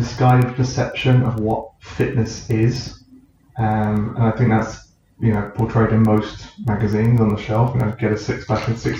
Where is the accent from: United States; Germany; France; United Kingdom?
United Kingdom; New Forest, South East England; Growing up in the New Forest, I was outside all the time